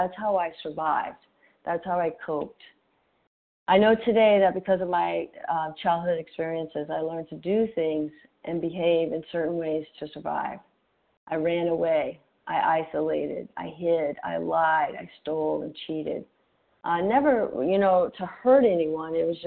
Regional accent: Gulf Coast of Mississippi, United States; I grew up on the Gulf Coast of Mississippi, close to New Orleans, in a working-class

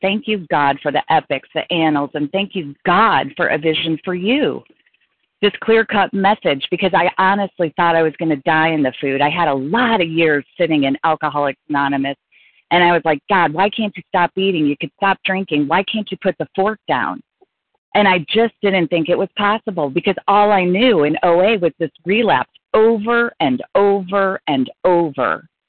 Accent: Colorado, United States; now in Chicago, United States; recovered compulsive overeater. I'm from Colorado, presently in Nebraska, on my way home to Chicago.

